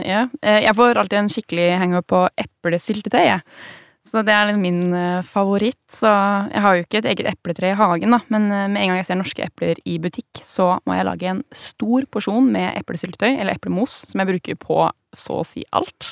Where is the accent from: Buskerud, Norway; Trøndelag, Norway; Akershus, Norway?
Akershus, Norway; Vestby; i Vestby, der jeg vokste opp